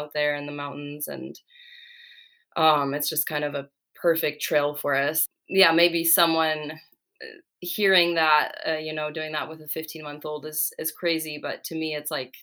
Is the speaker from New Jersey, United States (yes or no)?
no; California, United States; born or raised there; also born or lived in Czech Republic